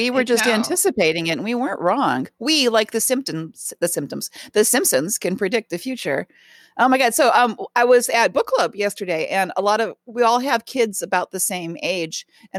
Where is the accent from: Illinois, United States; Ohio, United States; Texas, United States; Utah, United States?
Ohio, United States; Cleveland; born or raised there